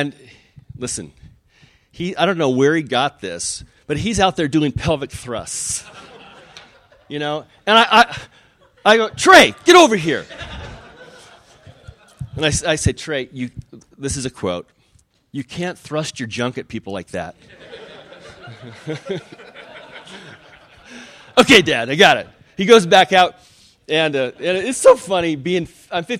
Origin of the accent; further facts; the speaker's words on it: Spokane, Washington, United States; I'm from Spokane